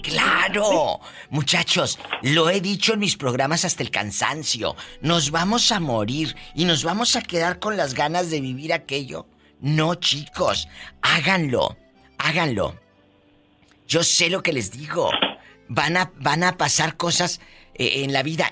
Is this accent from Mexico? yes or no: yes; Matamoros, Mexico; soy de Matamoros